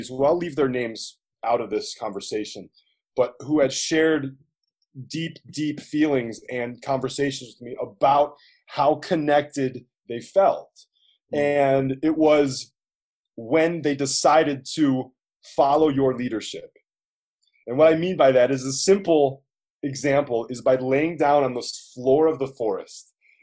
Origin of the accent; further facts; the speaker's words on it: New York City, New York, United States; I come from New York City